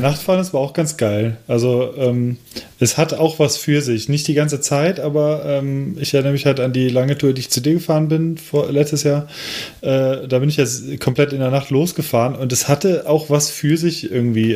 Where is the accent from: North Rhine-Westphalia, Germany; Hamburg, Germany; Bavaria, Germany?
North Rhine-Westphalia, Germany; Cologne; moved away; nach Köln fahren wollte, äh, in meine alte Heimatstadt von meinem jetzigen Wohnort aus